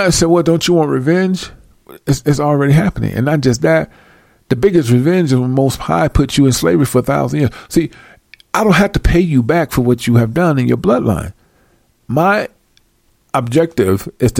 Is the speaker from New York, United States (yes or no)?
no; Chicago, Illinois, United States; I'm from Illinois.